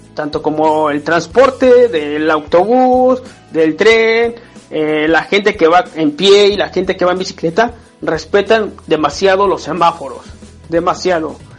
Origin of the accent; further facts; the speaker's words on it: State of Mexico, Mexico; moved away as an adult; now in Hannover, Germany; soy originario del Estado de México